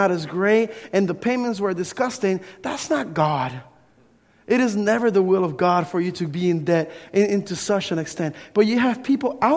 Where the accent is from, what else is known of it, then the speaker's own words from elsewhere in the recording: Camden, New Jersey, United States; the ones that I grew up with in Camden, New Jersey